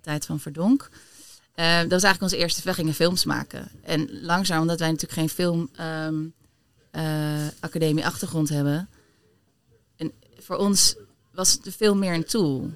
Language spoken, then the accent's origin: Dutch; Delft, South Holland, Netherlands; now in Amsterdam, Netherlands; ik ben geboren in Delft. Ik woon al wel weer wat langer in Amsterdam dan, dan Delft.